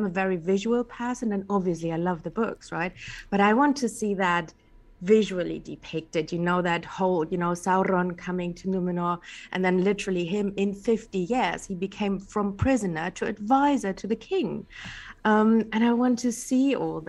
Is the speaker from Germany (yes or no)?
yes; Germany; first language German; English is a second language; moved away; also born or lived in England; English is not my native. I'm German. I grew up partly in England, but, you know, it's not my native language.